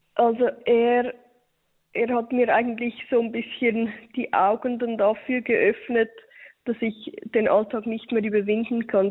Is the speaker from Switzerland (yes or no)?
yes; Switzerland; bei uns in der Schweiz